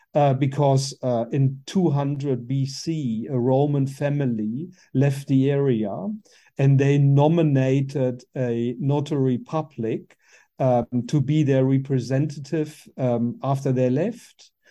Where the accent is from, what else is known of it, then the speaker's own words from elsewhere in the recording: Germany; English is a second language; moved away as an adult; also born or lived in Berlin, Germany; now in New Zealand; I was born in Germany, in the far west of Germany, um, very close to the Luxembourg French border.